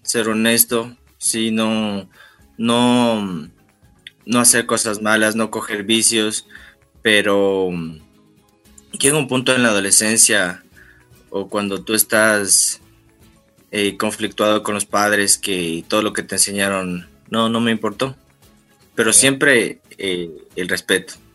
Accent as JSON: {"language": "Spanish", "town": "Tulcán", "region": "Carchi", "country": "Ecuador", "said": "yo tengo 24 años. Sí, yo soy de Tulcán"}